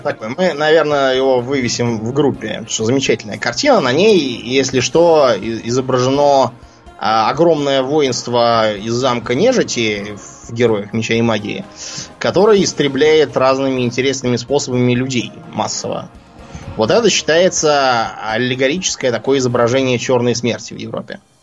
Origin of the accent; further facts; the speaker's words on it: Russia; moved away; мы оба из России